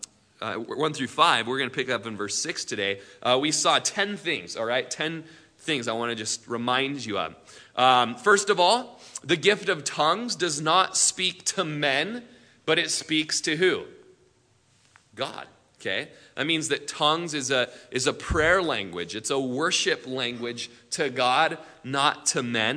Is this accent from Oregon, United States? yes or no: yes; Prineville, Oregon, United States; we grew up in Prineville